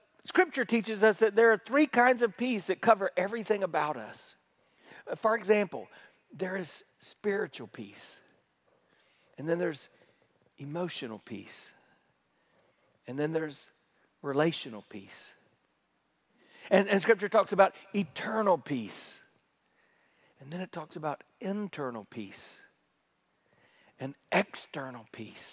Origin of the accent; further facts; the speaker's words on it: South Carolina, United States; we're from South Carolina. If I know with my accent, you probably assumed I was from New York, but I'm from South Carolina